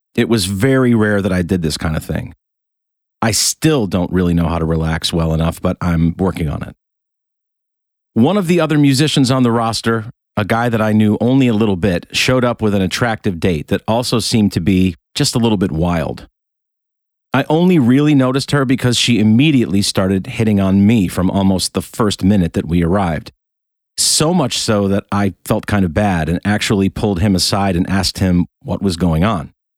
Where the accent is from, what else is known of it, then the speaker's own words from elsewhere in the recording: Rochester, New York, United States; moved away; my hometown of Rochester, New York